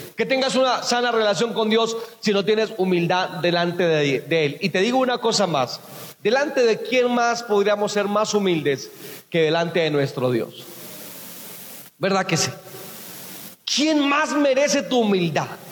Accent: Buenavista, Boyacá, Colombia; moved away; also born or lived in San Miguel; fui a, mi tierra, a Buenavista, Boyacá. Yo les hablo de San Miguel, allá fue donde yo trabajé, pero Buenavista fue donde yo nací.

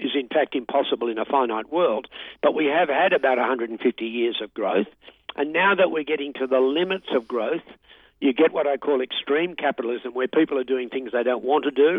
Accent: Australia; I'm an Aussie.

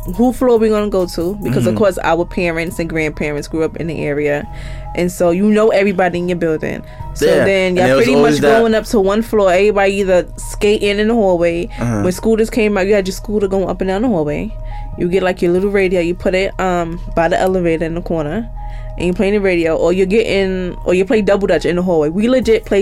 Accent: New York City, New York, United States; also born or lived in Harlem, New York City; I grew up in Van Dyke in Brownsville

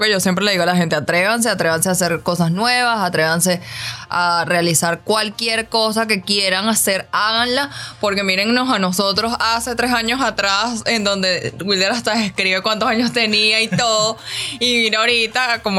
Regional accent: Caracas, Capital District, Venezuela; nací en Caracas, un 6 de noviembre. Eh, he vivido toda mi vida en Caracas, en de Caracas. Eh, fue la oportunidad de vivir fuera del país.

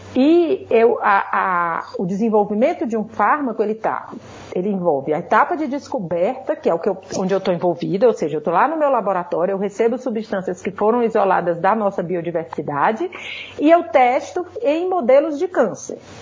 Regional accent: Ceará, Brazil; moved away as an adult; now in São Paulo, Brazil; como vocês vão rapidamente perceber pelo meu sotaque, eu não sou paulista, né? Eu sou cearense e eu vim para cá para fazer minha graduação

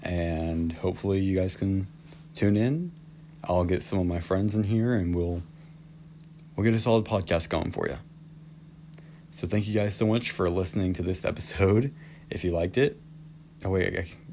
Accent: Claremore, Oklahoma, United States; moved away as an adult; now in Ohio, United States; I'm from Claremore, Oklahoma, which is northeastern

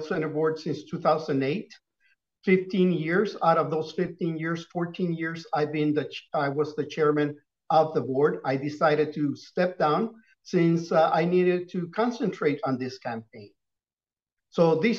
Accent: Brownsville, Texas, United States; born or raised there; also born or lived in Matamoros, Mexico

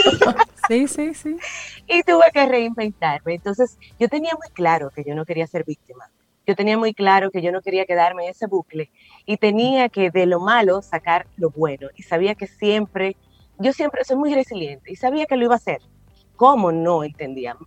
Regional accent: La Vega, Dominican Republic; panecico, que es un plato insignia de mi familia

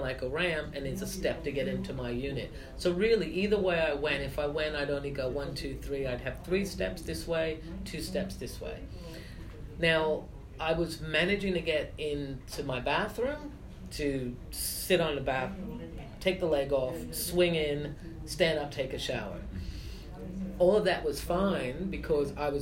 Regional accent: United States; moved away; I have all my family in the States

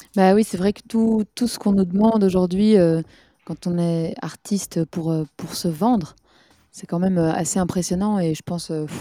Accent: Belgium; en tant que Belge

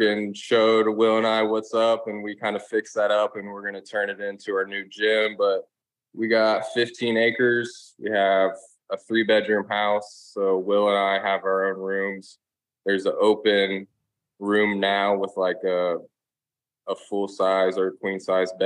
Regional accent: Dayton, Ohio, United States; now in Florida, United States; growing up in Dayton, Ohio

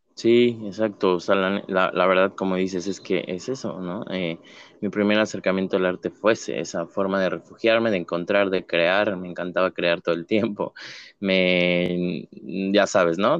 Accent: Mexico City, Mexico; yo soy de la Ciudad de México, originario

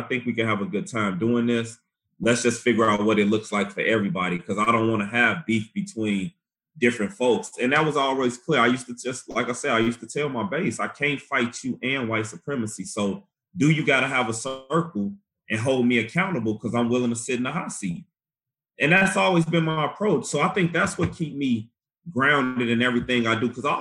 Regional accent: Chicago, Illinois, United States; moved away; I was, of course, growing up in Chicago

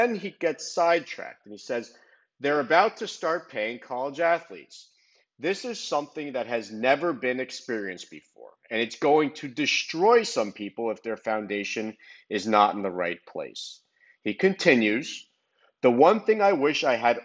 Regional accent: Miami, Florida, United States; born or raised there

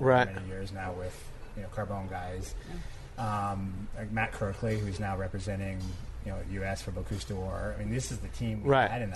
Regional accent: west coast of Canada, Canada; moved away; growing up on the West Coast of Canada with, you know, seafood all around us.

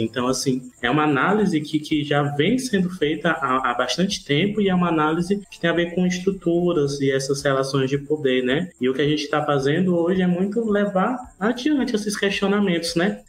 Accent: Ceará, Brazil; sou cearense

